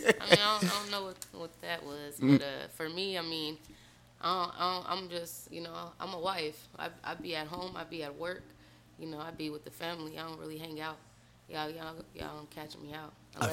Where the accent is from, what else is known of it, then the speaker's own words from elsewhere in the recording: Phoenix, Arizona, United States; I grew up in Phoenix, Arizona, bro. All everywhere in Phoenix.